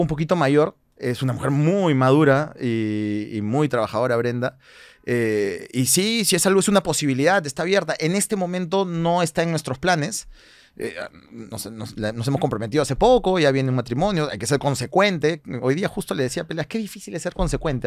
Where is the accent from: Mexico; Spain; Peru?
Peru; nosotros como peruanos